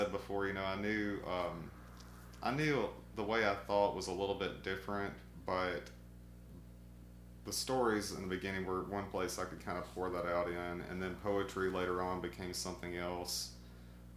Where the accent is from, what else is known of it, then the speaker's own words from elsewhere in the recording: Arkansas, United States; moved away as an adult; also born or lived in Natchez, Mississippi / South Mississippi / New Orleans, Louisiana; now in Columbus, United States; I transferred with my dad up to Arkansas, and I started school there. And I lived there, finished high school